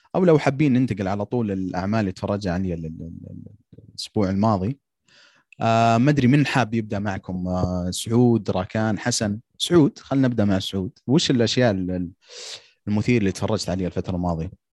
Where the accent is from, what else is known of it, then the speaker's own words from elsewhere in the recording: Saudi Arabia; عندنا في السعوديه